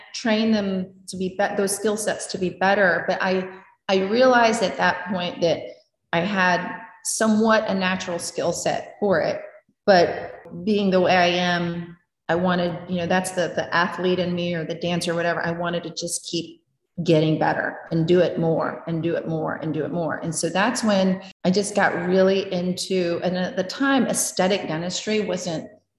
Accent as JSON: {"language": "English", "region": "Maryland", "country": "United States", "tie": "born or raised there", "also_born_or_lived": "New Jersey", "said": "Actually, growing up in Maryland, I grew up near the DC area and when we lived in New Jersey from when we did, I always was fascinated with New York City too."}